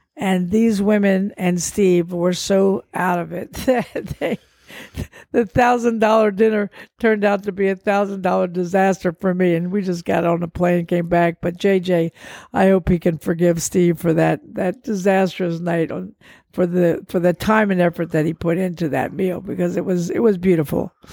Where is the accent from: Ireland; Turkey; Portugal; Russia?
Portugal; moved away; I grew up in Portugal, I go back to see the few relatives that are still alive